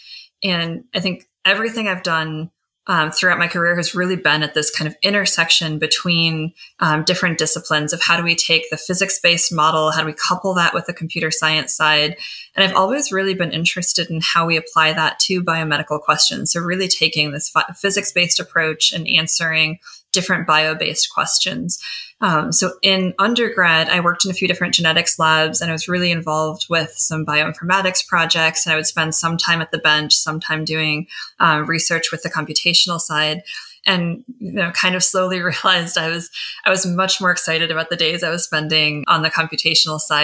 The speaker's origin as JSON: {"language": "English", "region": "Michigan", "country": "United States", "tie": "born or raised there", "moved": "yes", "said": "I grew up in Michigan"}